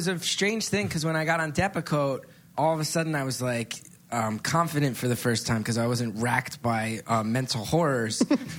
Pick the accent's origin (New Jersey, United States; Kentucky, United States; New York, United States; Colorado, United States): New Jersey, United States; West Orange; I grew up in West Orange.